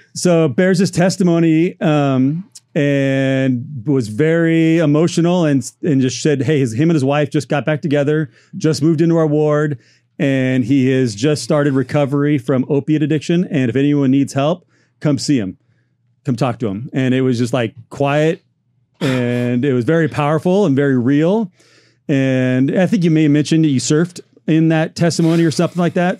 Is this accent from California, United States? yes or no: yes; Orange County, Southern California, United States; I grew up here in Southern California, Orange County